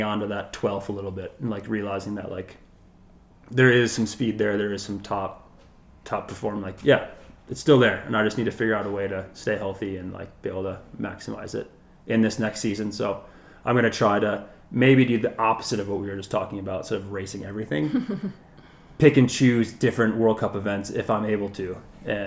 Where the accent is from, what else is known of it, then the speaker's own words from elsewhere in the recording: Wisconsin, United States; where I grew up in Wisconsin